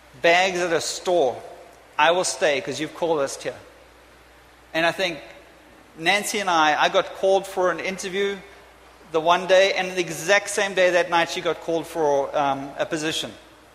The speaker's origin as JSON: {"language": "English", "region": "England", "country": "United Kingdom", "said": "I'm off to England, because I'm English, I'm British, I'm everything, I'm a bit of a mutt."}